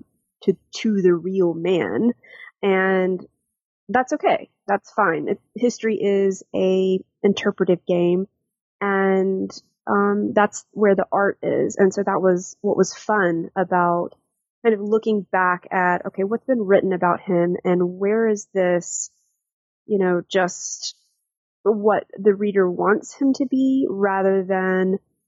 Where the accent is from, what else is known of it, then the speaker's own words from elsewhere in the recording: Jackson, Mississippi, United States; also born or lived in Stirling, Scotland; I'm originally from Jackson, Mississippi